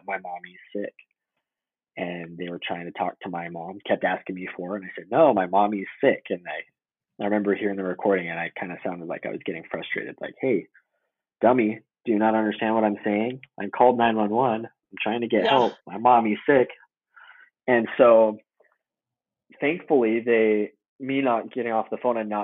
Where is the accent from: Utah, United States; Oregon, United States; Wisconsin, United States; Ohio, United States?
Utah, United States; also born or lived in Chicago, Illinois / American Fork, Utah / Salt Lake City, Utah; We moved to Chicago from Utah, I think it was like 96, 97